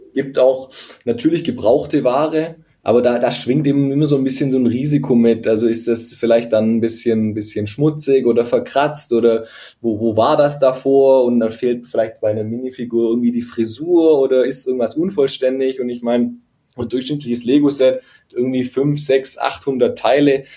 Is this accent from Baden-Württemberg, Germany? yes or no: yes; a small village east of Stuttgart, Baden-Württemberg, Germany; moved away as an adult; now in Stuttgart, Germany; ich komme eine halbe Stunde von hier, östlich von Stuttgart, aus einem, aus einem kleinen Dorf. Also da bin ich aufgewachsen.